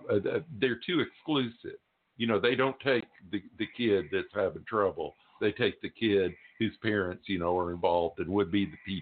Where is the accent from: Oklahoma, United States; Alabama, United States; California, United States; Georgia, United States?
Oklahoma, United States; Tulsa; I never heard growing up in Tulsa about the race massacre.